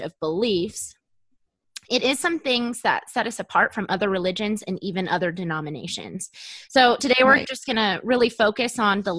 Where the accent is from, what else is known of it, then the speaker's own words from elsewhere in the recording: Arizona, United States; I am from Arizona.